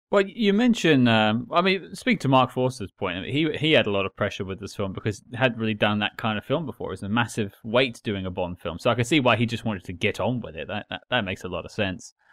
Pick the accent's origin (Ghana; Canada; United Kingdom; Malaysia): United Kingdom; I'm British